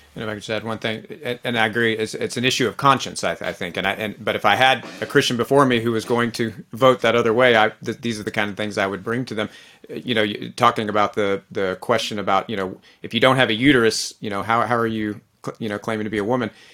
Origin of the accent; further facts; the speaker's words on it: Texas, United States; I'm a Texan, I'm an American